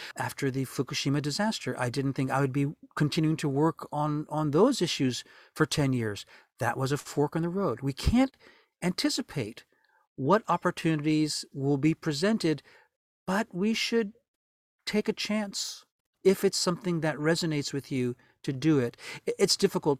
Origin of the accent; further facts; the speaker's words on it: New Orleans, Louisiana, United States; moved away as an adult; now in Japan; New Orleans was a wonderful place to grow up